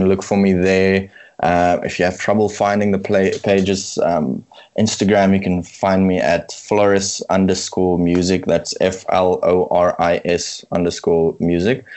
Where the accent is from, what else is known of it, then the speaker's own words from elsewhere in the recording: Bloemfontein, Free State, South Africa; moved away; in my hometown